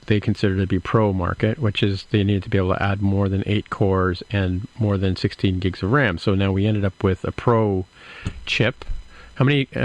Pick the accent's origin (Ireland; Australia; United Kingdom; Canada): Canada; I'm Canadian